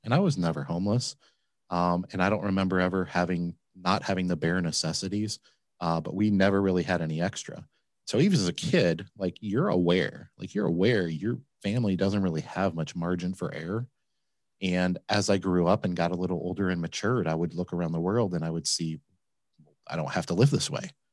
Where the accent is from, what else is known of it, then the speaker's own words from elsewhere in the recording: Flint, Michigan, United States; now in Cincinnati, United States; I grew up in Michigan